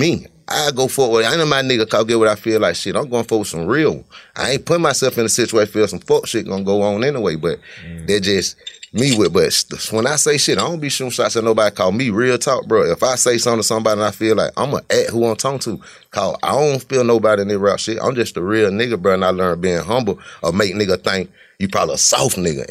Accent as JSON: {"language": "English", "town": "Cleveland", "region": "Ohio", "country": "United States", "said": "I'm from Cleveland, been from Cleveland."}